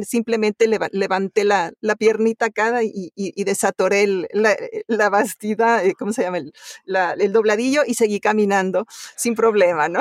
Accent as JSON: {"language": "Spanish", "region": "Mexico City", "country": "Mexico", "tie": "born or raised there", "also_born_or_lived": "Italy", "moved": "yes", "lives_now": "United States", "said": "cuando yo tenía dos años por ahí, nos fuimos a vivir a México, a la Ciudad de México y entonces ahí me crié"}